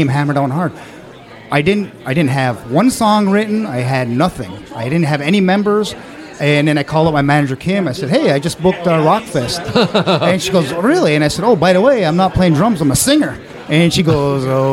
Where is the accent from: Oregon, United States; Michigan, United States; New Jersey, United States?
Michigan, United States; Upper Peninsula of; accent: Scandinavian; now in Memphis, United States; I'm actually from the Upper Peninsula of Michigan